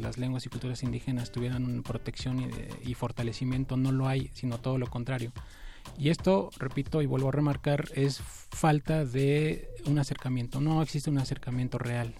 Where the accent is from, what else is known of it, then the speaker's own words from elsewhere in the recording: Mexico; para nosotros como mexicanos, herederos de esta tradición cultural